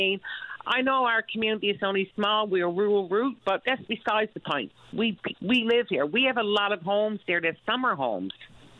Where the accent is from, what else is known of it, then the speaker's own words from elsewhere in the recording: Trinity Bay, Newfoundland and Labrador, Canada; moved away as an adult; I'm from Trinity Bay. I know what the roads is like.